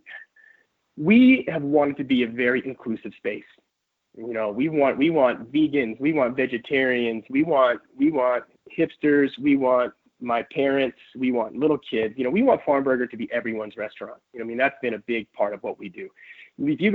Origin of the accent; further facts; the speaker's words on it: San Diego, California, United States; moved away; also born or lived in Berkeley, California; I'm from San Diego, California. I was educated in the Bay Area at Berkeley